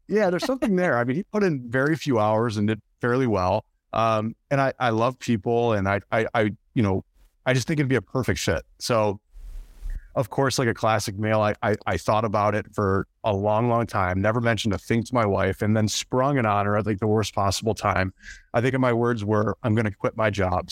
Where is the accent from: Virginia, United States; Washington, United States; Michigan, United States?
Michigan, United States; moved away as an adult; now in Chicago, United States; I grew up in Michigan